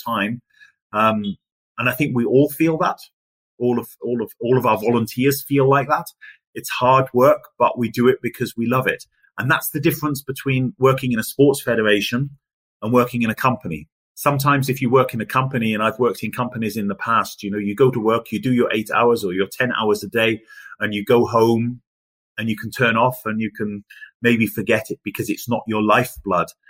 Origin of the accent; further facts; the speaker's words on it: England, United Kingdom; now in Germany; myself as an Englishman